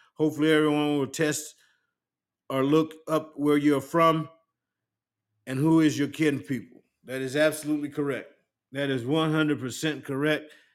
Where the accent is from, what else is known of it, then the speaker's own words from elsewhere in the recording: Union, South Carolina, United States; moved away as an adult; also born or lived in Santuc, South Carolina; I'm I'm from Union